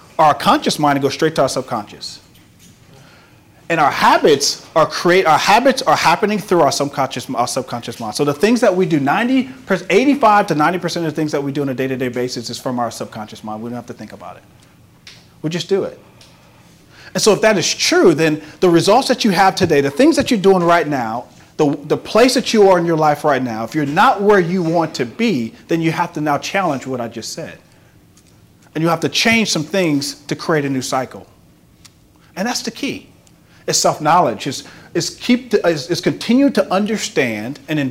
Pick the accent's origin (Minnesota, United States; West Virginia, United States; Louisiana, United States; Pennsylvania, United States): Louisiana, United States; Carencro; growing up in Caracro and being a shy kid